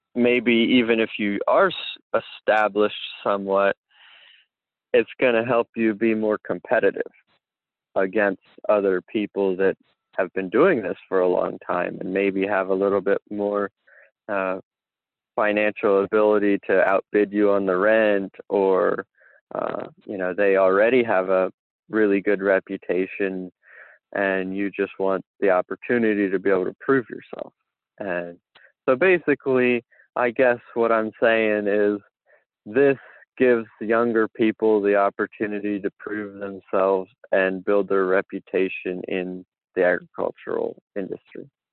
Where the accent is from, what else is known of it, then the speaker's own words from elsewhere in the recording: Dauphin County, Pennsylvania, United States; I am from Dauphin County